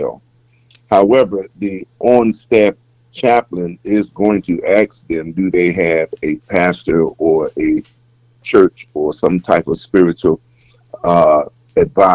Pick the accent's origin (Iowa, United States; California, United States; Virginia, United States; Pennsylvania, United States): Virginia, United States; Hampton; moved away as an adult; now in Greensboro, United States; I am originally born and raised in Hampton, Virginia. That's where I was born, raised, and educated